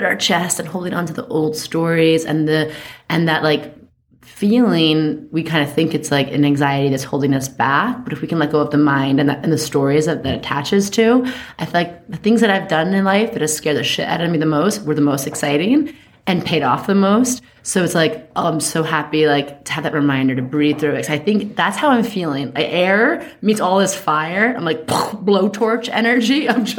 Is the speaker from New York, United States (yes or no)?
yes; New York, United States; I see something, I say something. I'm a New Yorker.